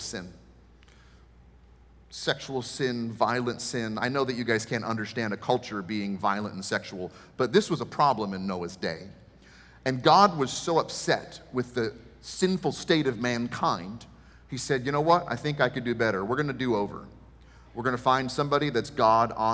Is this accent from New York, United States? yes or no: no; Maryland, United States; moved away; I'm from Maryland